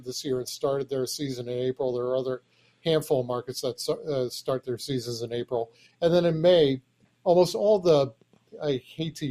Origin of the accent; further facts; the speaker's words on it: New York, United States; moved away as an adult; also born or lived in Washington, D.C.; now in Chicago, United States; I grew up in New York. I lived in Washington, D.C.